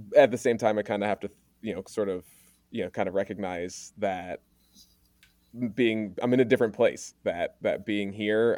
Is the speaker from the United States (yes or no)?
yes; Maryland, United States; moved away as an adult; now in Oregon, United States; I grew up in Maryland, primarily with my mom's white family